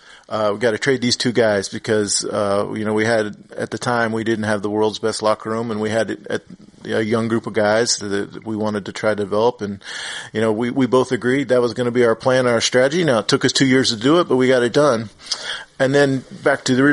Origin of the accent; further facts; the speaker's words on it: Selden, Kansas, United States; also born or lived in Miami / Golden State (San Francisco Bay Area); now in Atlanta, United States; growing up in Western Kansas of a town of 200 people